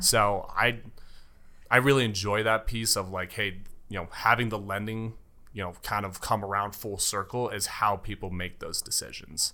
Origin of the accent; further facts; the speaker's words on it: Castle Rock, Colorado, United States; also born or lived in Aurora, Colorado / Denver, Colorado; born and raised in Colorado. Was born in, uh, Aurora, uh, A-Town, as I like to call it